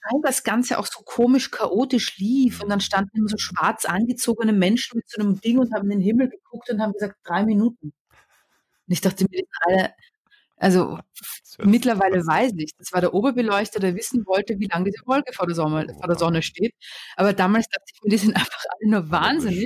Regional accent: Austria; moved away as an adult; also born or lived in England; now in Berlin, Germany; ich war Österreicherin

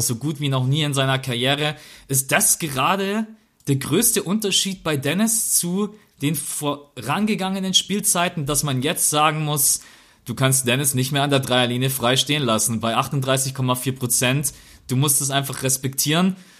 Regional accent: Germany; wir können als Deutsche

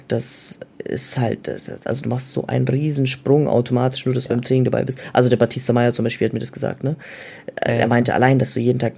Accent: Bayreuth, Bavaria, Germany; Der hat doch jetzt gegen meine Heimatstadt getroffen, gegen Bayreuth, Bro.

